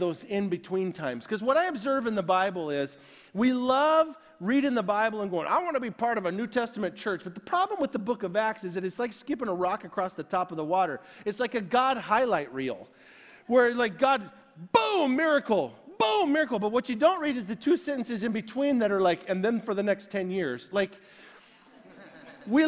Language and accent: English; United States; I am American to the core